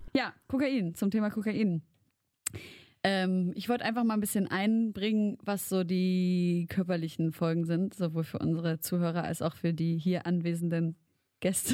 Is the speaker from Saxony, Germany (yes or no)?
yes; Leipzig, Saxony, Germany; bei uns in Leipzig